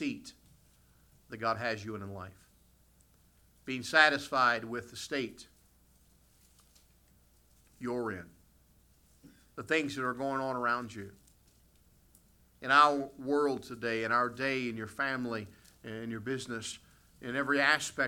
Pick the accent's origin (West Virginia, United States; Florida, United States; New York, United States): West Virginia, United States; moved away as an adult; also born or lived in Ohio; now in Canada; I grew up in the United States. I grew up in the state of West Virginia